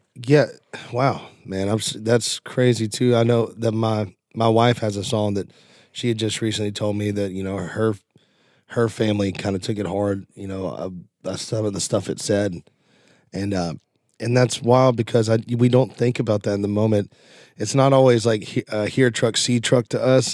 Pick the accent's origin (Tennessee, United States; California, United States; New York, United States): Tennessee, United States; Nashville; I was born right here in Nashville, and just, there's no reason to move